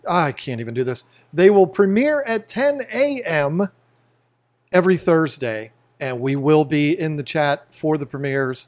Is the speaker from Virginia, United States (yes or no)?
yes; Fredericksburg, Virginia, United States; where we grew up in Fredericksburg, Virginia